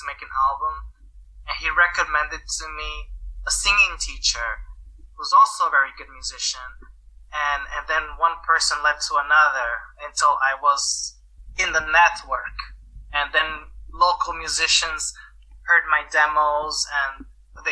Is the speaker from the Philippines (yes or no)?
no; United States; moved away as an adult; now in Slovakia; I'm American